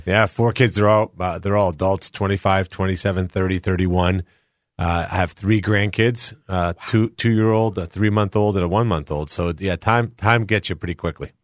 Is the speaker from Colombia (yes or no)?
yes; Colombia; now in United States; I was born in Columbia, South America. I came here with my five brothers, my sister, my mom, and dad, almost fifty-two years ago